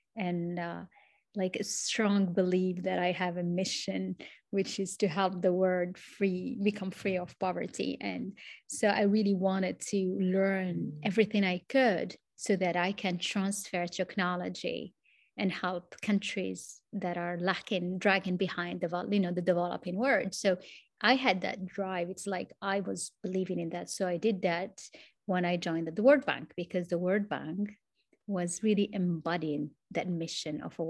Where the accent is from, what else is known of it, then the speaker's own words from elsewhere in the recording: Morocco; English is a second language; I am from Morocco, connecting actually from Morocco